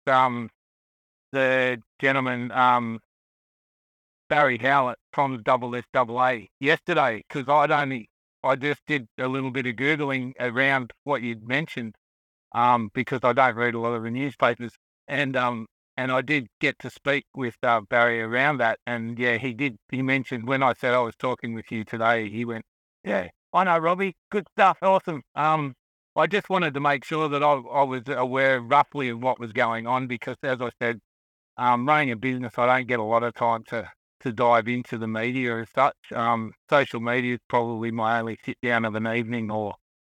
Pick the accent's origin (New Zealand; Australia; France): Australia; Sydney, New South Wales; now in Victoria, Australia; I was born in Sydney area, but my mother was from the country.